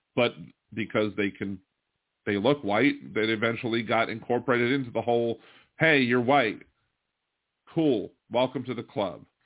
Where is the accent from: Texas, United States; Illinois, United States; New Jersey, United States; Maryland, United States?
Maryland, United States; now in Louisiana, United States; I'm from Maryland